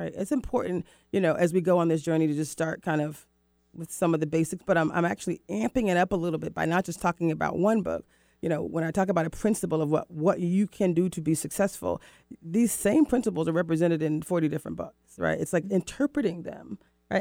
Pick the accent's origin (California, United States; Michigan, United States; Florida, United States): Florida, United States; moved away as an adult; also born or lived in Mexico / Rio de Janeiro, Brazil; now in Seattle, United States; I was born in Florida